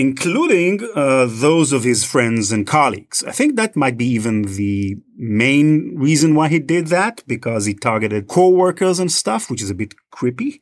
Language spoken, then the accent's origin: English; Israel; accent: Israeli; I'm originally from Israel, as may, some of you may be noticing from my accent.